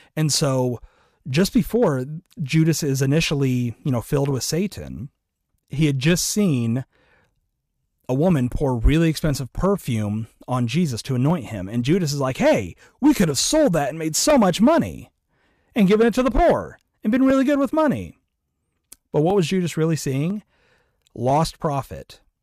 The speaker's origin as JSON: {"language": "English", "region": "Iowa", "country": "United States", "said": "I'm from Iowa"}